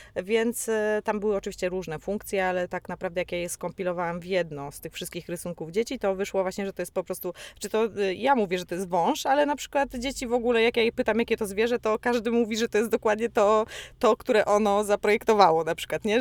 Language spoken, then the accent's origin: Polish; Poland; jestem z Polski